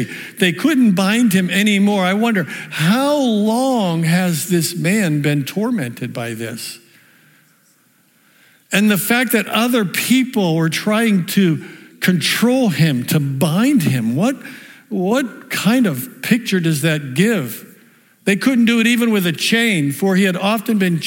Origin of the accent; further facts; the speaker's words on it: the South Hills, Pennsylvania, United States; I grew up in the South Hills.